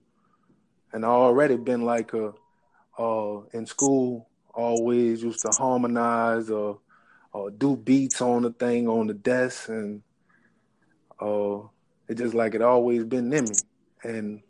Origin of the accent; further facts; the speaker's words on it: Kenner, Louisiana, United States; I'm from Kenner